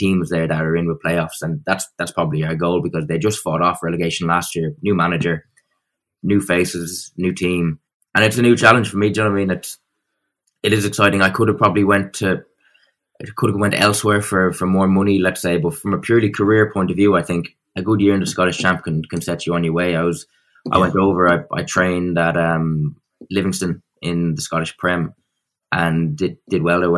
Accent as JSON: {"language": "English", "country": "Ireland", "said": "as an Irishman"}